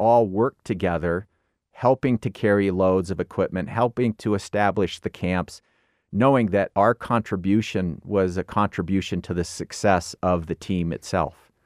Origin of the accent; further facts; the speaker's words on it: Illinois, United States; grew up in Illinois